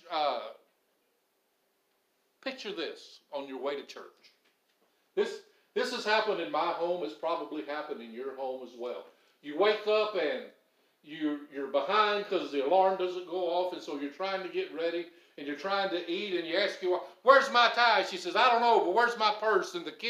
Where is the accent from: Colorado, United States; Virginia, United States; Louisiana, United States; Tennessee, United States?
Tennessee, United States; Madison; I'm from Madison